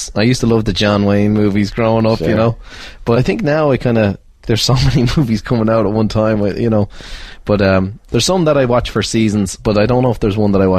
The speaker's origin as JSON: {"language": "English", "country": "Ireland", "tie": "born or raised there", "said": "I never thought growing up in Ireland I'd meet a millionaire, never mind a billionaire."}